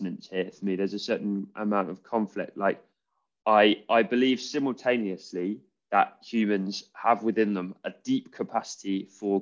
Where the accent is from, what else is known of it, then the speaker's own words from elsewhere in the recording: England, United Kingdom; I am English, I'm British